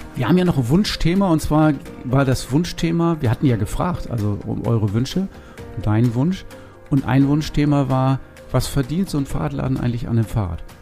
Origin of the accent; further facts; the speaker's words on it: Northern Germany, Germany; bei uns in Norddeutschland. Das ist ja gar keine Frage, weil von hier kommen wir